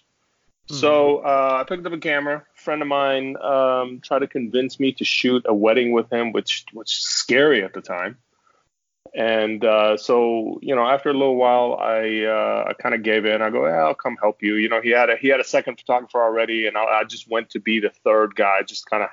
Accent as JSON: {"language": "English", "town": "Austin", "region": "Texas", "country": "United States", "tie": "born or raised there", "also_born_or_lived": "Middle East / Phoenix", "lives_now": "Houston, United States", "said": "I grew up in the Middle East, and I grew up in the Austin area from about 88 to about 2005"}